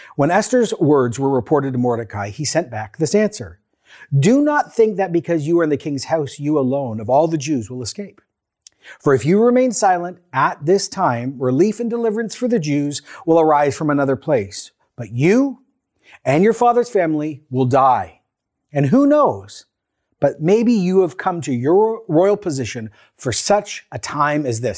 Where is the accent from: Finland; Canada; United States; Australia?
Canada; Canadian Christians living in a post-Christian, growing post-secular, neo-pagan, COVID living, government oversight moment in Canada